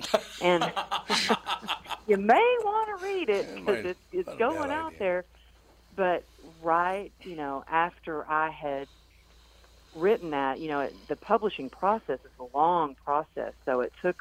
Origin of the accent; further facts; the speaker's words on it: Texas, United States; growing up in Texas where we had sayings like, suck it up, cowgirl up, get her done